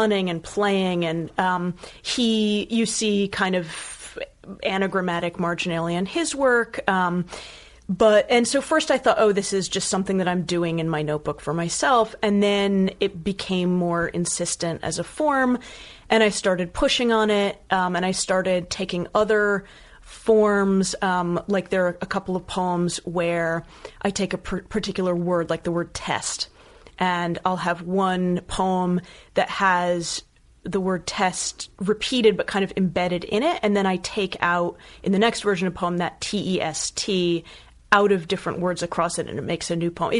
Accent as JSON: {"language": "English", "town": "Bethesda", "region": "Maryland", "country": "United States", "moved": "as an adult", "said": "I'm from Maryland. Yeah. I'm from Bethesda outside of DC"}